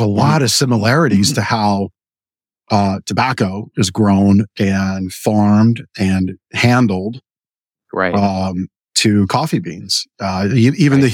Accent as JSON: {"language": "English", "country": "Canada", "tie": "born or raised there", "moved": "yes", "said": "I was born in Canada, grew up there in dairy country"}